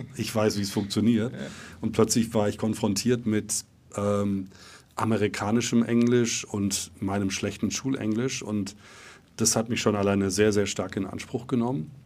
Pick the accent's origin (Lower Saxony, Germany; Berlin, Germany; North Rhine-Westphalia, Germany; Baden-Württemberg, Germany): Baden-Württemberg, Germany; Reutlingen; also born or lived in Neunkirchen, Saarland; ins Schwäbische nach Reutlingen ähm, in der Nähe von Stuttgart. Und dort bin ich auch aufgewachsen